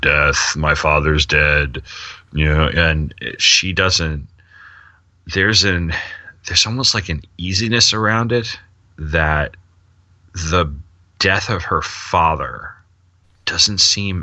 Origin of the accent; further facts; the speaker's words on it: Sayville, New York, United States; I grew up on the South Shore of Long Island. I grew up in the suburbs, clearly suburban, but it was a very small suburban town